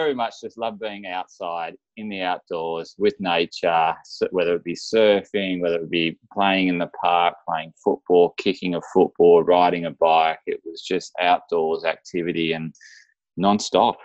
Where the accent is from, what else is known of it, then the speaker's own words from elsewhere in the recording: Central Coast, New South Wales, Australia; I grew up on the Central Coast in New South Wales, Australia